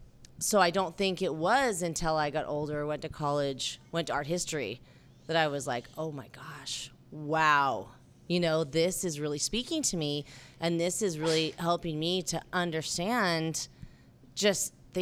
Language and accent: English; St. George, Utah, United States; I was raised in St. George, Utah, which is a small town, southern Utah, and I was raised Mormon.